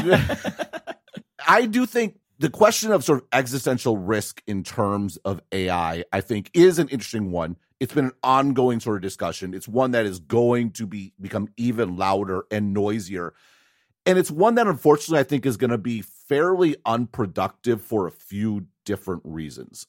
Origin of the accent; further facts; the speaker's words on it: United States; moved away as an adult; now in Taiwan; I'm an American